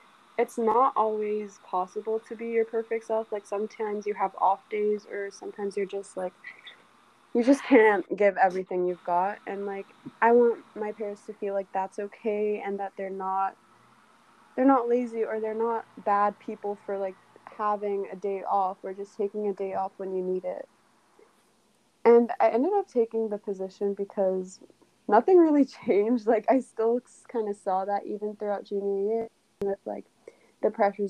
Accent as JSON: {"language": "English", "country": "Trinidad & Tobago", "said": "I'm from Trinidad and Tobago in the Caribbean"}